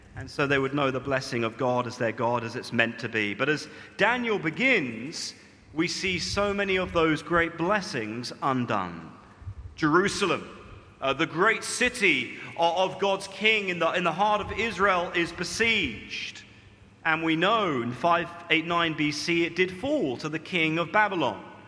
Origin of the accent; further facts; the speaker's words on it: United Kingdom; moved away as an adult; now in Malaysia; my true identity as a British man